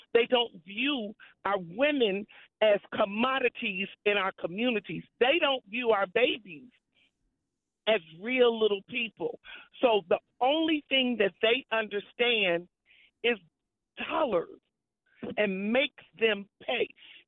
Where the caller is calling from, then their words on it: Missouri, United States; Missouri. I'm from Missouri.